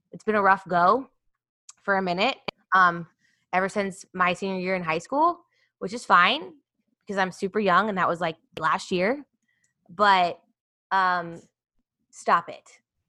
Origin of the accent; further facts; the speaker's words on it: Kansas, United States; So fun fact, I think I've said this on the show before, but I grew up in Kansas and I went to school there my freshman year